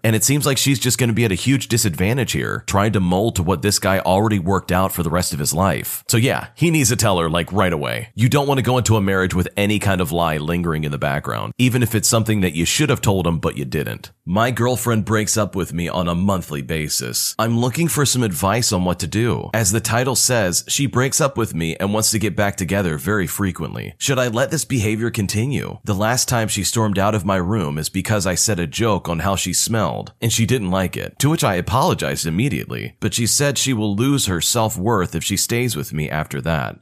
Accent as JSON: {"language": "English", "country": "United States", "said": "As an American"}